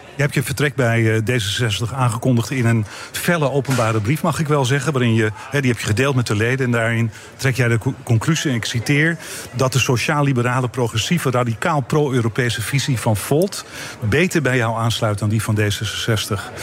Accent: Netherlands

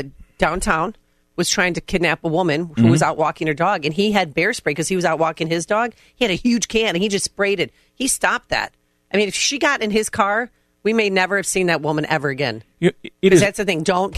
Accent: Midwest, United States; as a Midwesterner

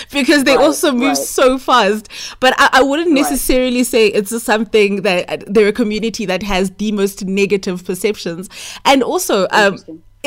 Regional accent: South Africa; as a South African

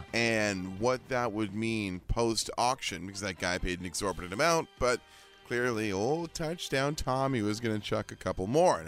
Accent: British Columbia, Canada; moved away; both of us growing up in British Columbia

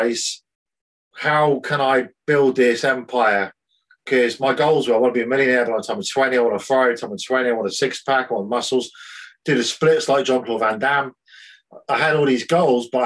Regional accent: Swindon, South West England, United Kingdom; moved away as an adult; also born or lived in North Devon; I'm from Swindon. That's where I'm from. I was born in Swindon

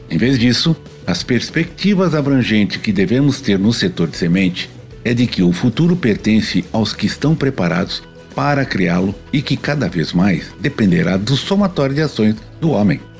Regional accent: Pelotas, Rio Grande do Sul, Brazil; Também em Pelotas, sou pelotense. Pelotense, pelotense. de raiz.

